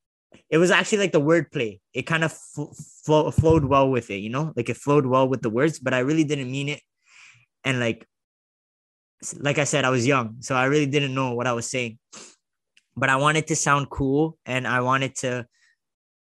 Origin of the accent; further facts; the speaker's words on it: Toronto, Ontario, Canada; I was from Toronto.